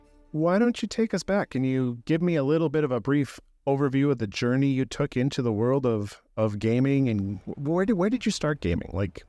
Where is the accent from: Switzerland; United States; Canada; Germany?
Canada; Irma, Alberta; I'm from Irma